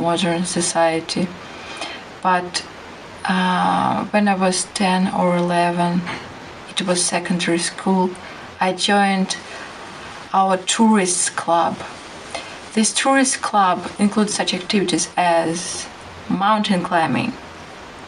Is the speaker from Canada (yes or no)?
no; Russia; from Russia